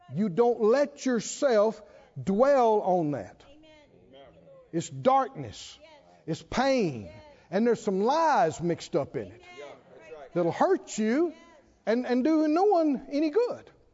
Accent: the South, United States; I grew up in the South

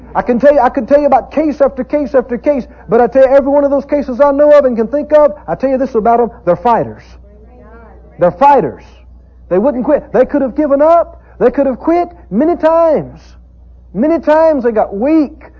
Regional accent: the South, United States; I grew up in the South, in the country, rural area

